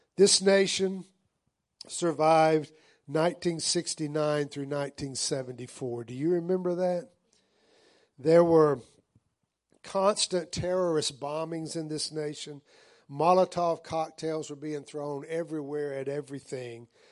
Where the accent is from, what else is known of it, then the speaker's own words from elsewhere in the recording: the South, United States; part of growing up in the South